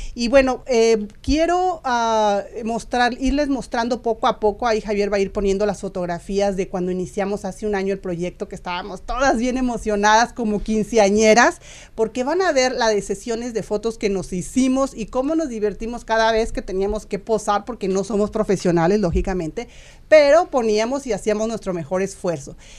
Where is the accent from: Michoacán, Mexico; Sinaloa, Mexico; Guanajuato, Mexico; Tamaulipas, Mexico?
Guanajuato, Mexico; moved away; yo por supuesto del estado de Guanajuato